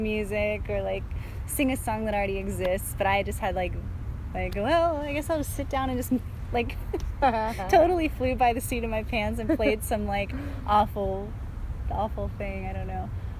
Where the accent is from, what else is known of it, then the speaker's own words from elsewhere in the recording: Texas, United States; also born or lived in West Virginia / San Francisco / Santa Monica / Michigan; I was born in West Virginia, and then we moved out to San Francisco, then Santa Monica, then Michigan, and then Texas. So I was in Texas for my adolescence, mm-hmm.